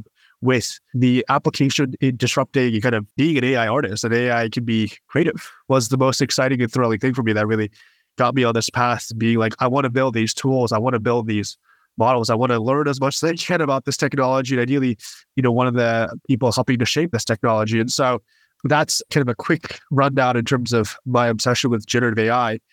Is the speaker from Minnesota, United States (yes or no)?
no; Westchester, New York, United States; I grew up in Westchester, New York